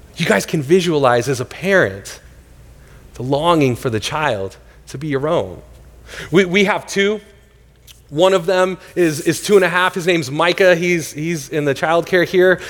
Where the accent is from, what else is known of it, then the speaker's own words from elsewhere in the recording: Northern California, United States; now in Tempe, United States; I grew up in Northern California